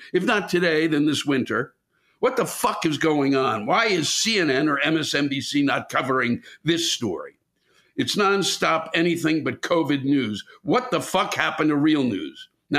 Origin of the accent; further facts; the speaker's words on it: Mississippi, United States; I'm not religious at all, but I grew up in the Bible Belt of southern Mississippi.